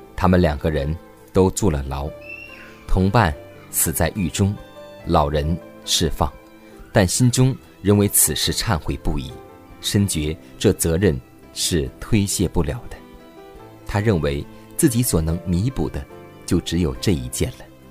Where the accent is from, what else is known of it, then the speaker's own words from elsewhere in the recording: China; 我们中国人